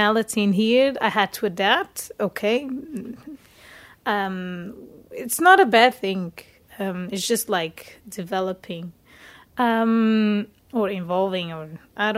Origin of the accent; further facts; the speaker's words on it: Portugal; moved away as an adult; now in Denmark; I am from Portugal